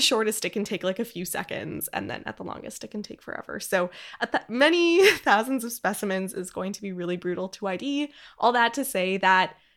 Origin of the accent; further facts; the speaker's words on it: Edmonton, Alberta, Canada; Edmonton, Alberta, Canada, which is the city, my hometown.